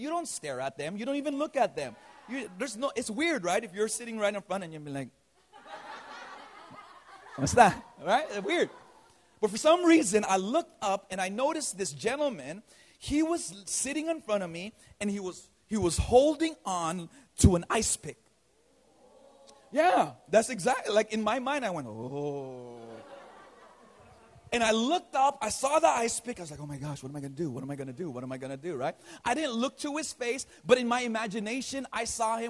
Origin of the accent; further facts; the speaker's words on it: Los Angeles, California, United States; moved away as an adult; now in Philippines; Even though I'm Filipino, I was born and raised in LA.